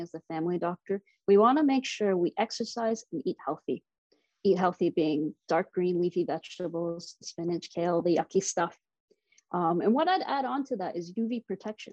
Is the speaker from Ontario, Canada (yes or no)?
yes; Durham Region, Ontario, Canada; also born or lived in Toronto / Boston; I was born and raised in Durham region.